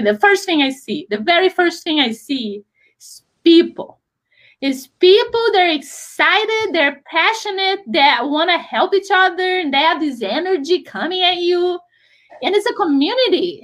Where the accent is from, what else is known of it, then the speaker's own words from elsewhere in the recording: Brazil; moved away as an adult; also born or lived in Rio de Janeiro; now in United States; we decided to move to the United States because I grew up in Brazil.